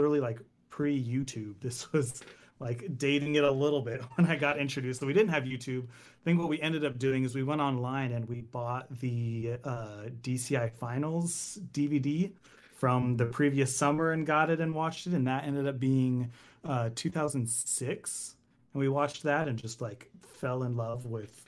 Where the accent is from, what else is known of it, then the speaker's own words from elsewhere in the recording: Anaheim, California, United States; I'm from SoCal. I am a SoCal native. I was born in Anaheim, which is the land of Disney, if you are familiar with Anaheim. Grew up all in that area, just in Orange County area